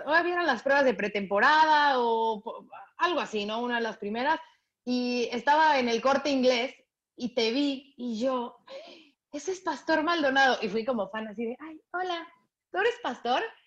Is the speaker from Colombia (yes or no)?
no; Mexico; soy periodista mexicana